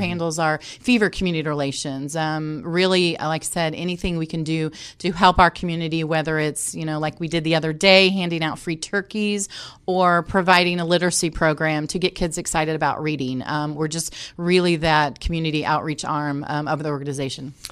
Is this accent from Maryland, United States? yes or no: no; Indianapolis, Indiana, United States; I was able to come back here, back home. Um, I am from Indianapolis